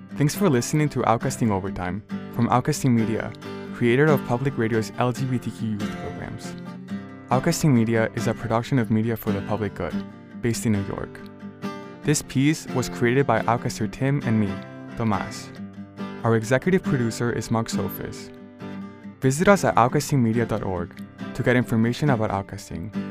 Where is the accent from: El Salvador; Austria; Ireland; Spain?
Spain; Barcelona, Catalonia; now in United States; I grew up in Barcelona, a pretty diverse city where I saw many different kinds of people